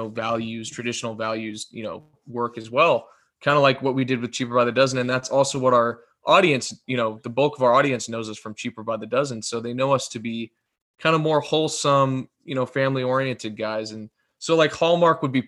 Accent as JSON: {"language": "English", "town": "Los Angeles", "region": "California", "country": "United States", "said": "we're from Southern California"}